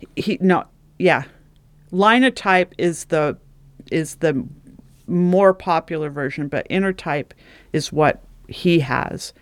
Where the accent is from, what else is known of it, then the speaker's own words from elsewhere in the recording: Oregon, United States; also born or lived in California; we moved from California up to Oregon